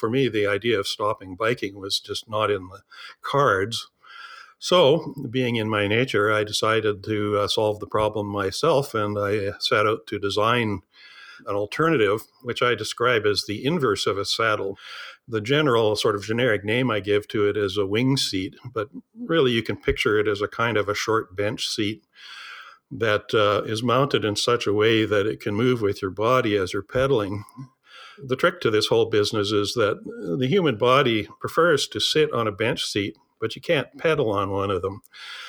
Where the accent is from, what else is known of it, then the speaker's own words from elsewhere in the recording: Saskatchewan, Canada; I grew up in southern Saskatchewan. I'm actually a farm boy by birth. Went to the University of Saskatchewan in Saskatoon